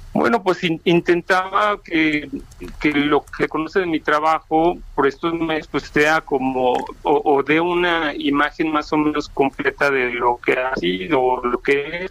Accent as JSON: {"language": "Spanish", "region": "Mexico City", "country": "Mexico", "tie": "born or raised there", "also_born_or_lived": "Uruapan, Michoacán"}